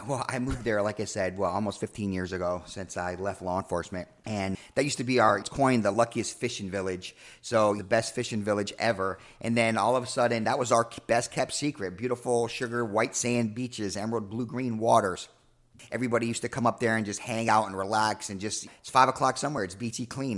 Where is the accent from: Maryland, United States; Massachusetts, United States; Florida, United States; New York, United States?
New York, United States; moved away as an adult; also born or lived in Atlanta; I'm from New York